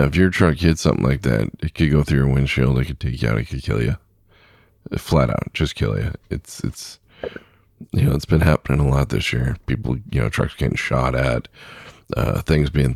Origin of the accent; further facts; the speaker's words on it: Southern California, United States; When I was a kid, I grew up in Southern California